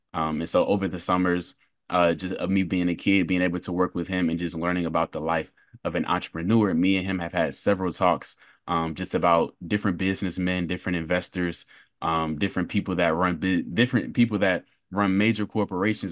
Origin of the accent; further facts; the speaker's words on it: Durham, North Carolina, United States; I was born and raised in Durham, North Carolina